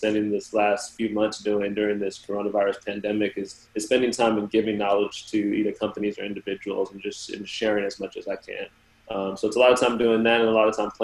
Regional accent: Southern California, United States; now in Miami, United States; I'm originally from Southern California, so I'm used to good weather, I guess, throughout my whole life.

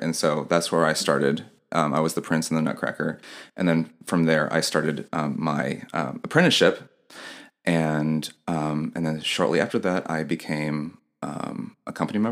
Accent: Indianapolis, Indiana, United States; also born or lived in New York City; now in Nashville, United States; I was born and raised in Indianapolis, Indiana.

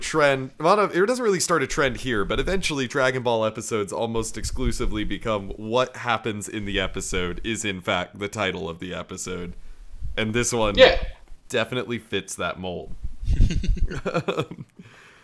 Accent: United States; I'm an American!

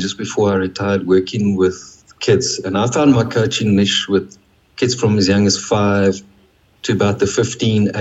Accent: South Africa; growing up in South Africa

